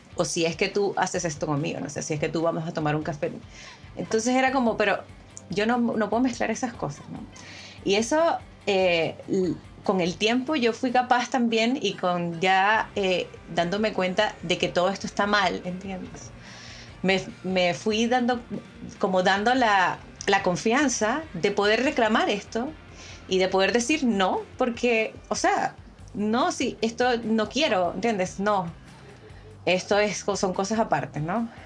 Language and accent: Spanish; Venezuela; moved away as an adult; now in Chile; yo vengo de Venezuela, yo soy venezolana, ¿no? Eh, tengo seis años acá en Chile